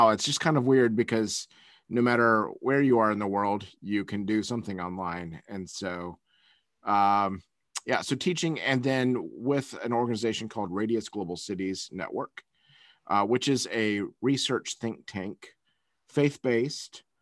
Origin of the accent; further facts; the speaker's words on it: Taiwan; also born or lived in Malaysia / Philippines / United States; I was born in Taiwan and raised in in Asia primarily, um, Taiwan, Malaysia, Philippines, um, and then went to college back in the States